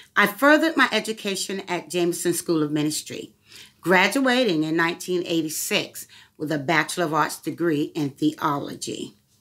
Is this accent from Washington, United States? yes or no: no; Virginia Beach, Virginia, United States; I was raised in Courthouse County in Virginia Beach, Virginia